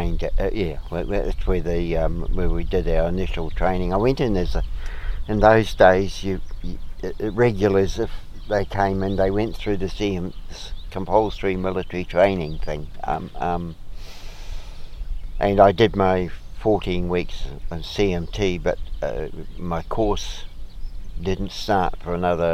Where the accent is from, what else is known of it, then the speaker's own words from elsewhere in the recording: Napier, Hawke's Bay, New Zealand; I was born in Napier, and I grew up in Napier